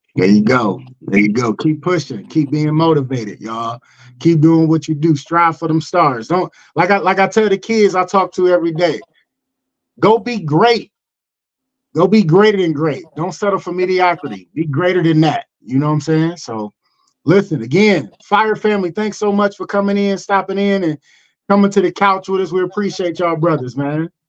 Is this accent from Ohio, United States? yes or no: yes; Cleveland, Ohio, United States; moved away; I'm originally from Cleveland